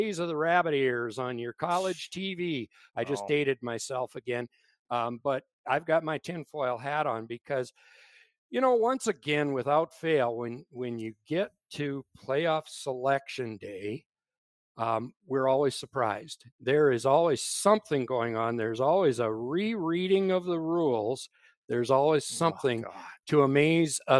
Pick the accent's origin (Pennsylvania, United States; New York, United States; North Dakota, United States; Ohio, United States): North Dakota, United States; Ashley; I was born in Ashley, North Dakota, but it was not yesterday.